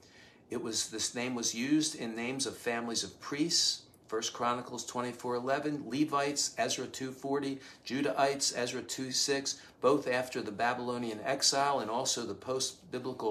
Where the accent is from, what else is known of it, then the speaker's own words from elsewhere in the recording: Cheltenham, Pennsylvania, United States; in our group of friends where we grew up outside Philadelphia in Cheltenham